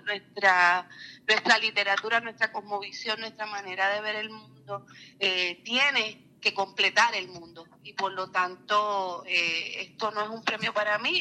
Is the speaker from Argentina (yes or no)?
no; Puerto Rico; nuestra memoria histórica como puertorriqueños, como mujeres, como eh, afrodescendientes.